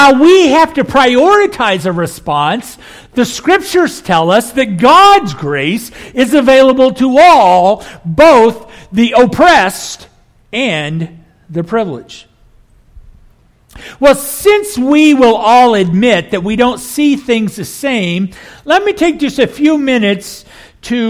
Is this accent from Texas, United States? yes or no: no; Kansas, United States; moved away as an adult; also born or lived in Oklahoma / Rust Belt; I grew up here in Kansas, then later moved to Oklahoma